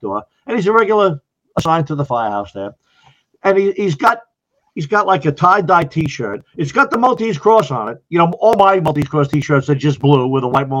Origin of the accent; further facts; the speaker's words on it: Long Island, New York, United States; moved away as an adult; also born or lived in Ocala, Florida; now in Orange County, New York, United States; When I grew up in Long Island, I was in the volunteers